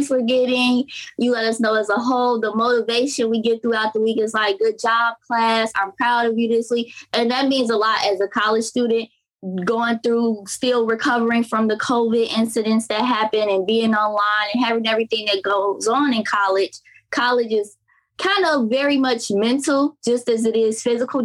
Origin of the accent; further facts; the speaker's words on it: Crete, Illinois, United States; also born or lived in Gary, Indiana; I am from Gary, Indiana, but I was born and raised on the south side of Chicago in a particular city called Crete, Illinois